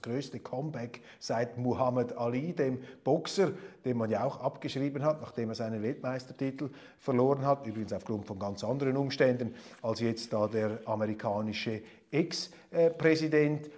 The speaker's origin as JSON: {"language": "German", "country": "Switzerland", "said": "Als Schweizer"}